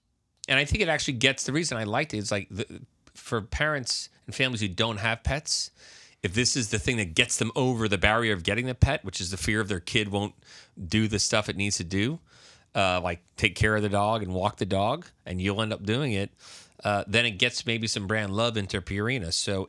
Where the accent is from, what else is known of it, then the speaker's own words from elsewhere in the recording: New York, United States; I was the guy from New York, right?